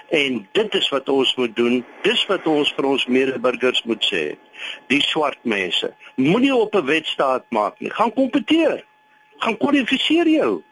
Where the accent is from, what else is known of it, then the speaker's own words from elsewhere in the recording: Limpopo, South Africa; Ek is eintlik daar van die Limpopo.